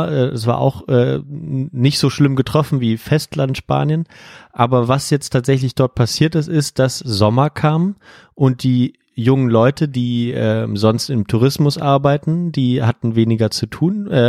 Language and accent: German; Germany; dass hier die Maßnahmen in Portugal wesentlich strenger sind als bei uns in Deutschland